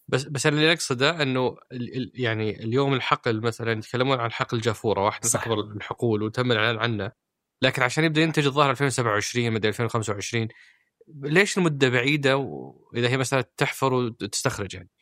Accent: Saudi Arabia; عندنا في السعوديه

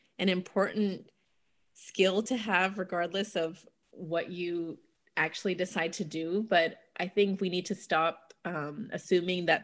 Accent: Atlanta, Georgia, United States; moved away as an adult; now in Raleigh, United States; I'm from Atlanta. I moved to the Triangle area over a decade ago now

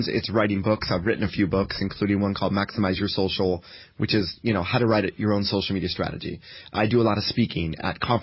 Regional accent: United States; I come from the United States

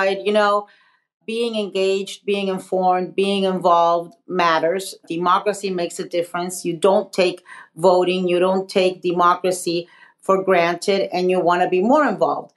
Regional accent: Miami, Florida, United States; also born or lived in Nicaragua; I was born in Nicaragua, as you mentioned. I'm a political exile. I left Nicaragua because it was a revolution and Sandinista government, a left-wing government. And my family and I fled. We settled in Miami, Florida

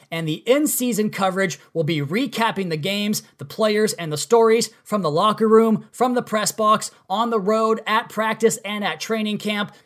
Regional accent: Pacific Northwest, United States; moved away as an adult; also born or lived in Washington State; now in Miami, United States; growing up in the Pacific Northwest in the nineties

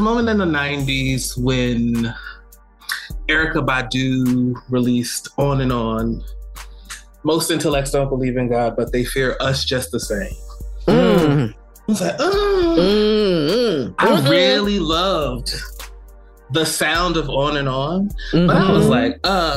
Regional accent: East Orange, New Jersey, United States; moved away as an adult; also born or lived in Philadelphia; I grew up in East Orange, New Jersey

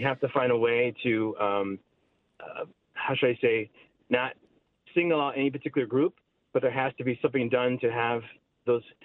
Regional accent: Chicago, Illinois, United States; I grew up in Lincoln Park. I live in Logan Square the last 20 years

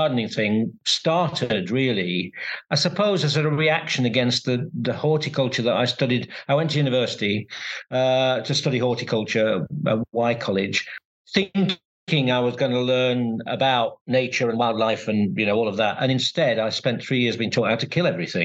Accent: Sheffield, Yorkshire and the Humber, United Kingdom; Growing up in Sheffield

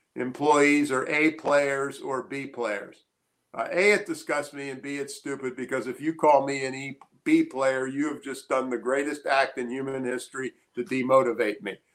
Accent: Annapolis, Maryland, United States; I grew up in Annapolis, Maryland in the 50s

